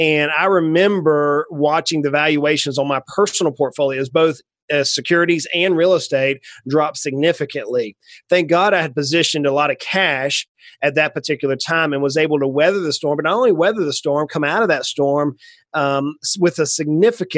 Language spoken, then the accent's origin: English; Brunswick, Georgia, United States; I grew up in South Georgia on the coast, down near just a little south of Savannah, Georgia, a little town called Brunswick